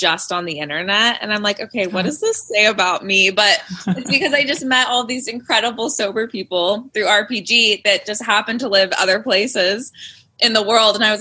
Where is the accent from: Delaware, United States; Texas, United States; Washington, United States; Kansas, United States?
Washington, United States; Covington; I was pretty much born and raised in Seattle. I say Seattle because I'm actually from a very small town that nobody has ever heard of, like 40 minutes south of the actual city of Seattle called Covington.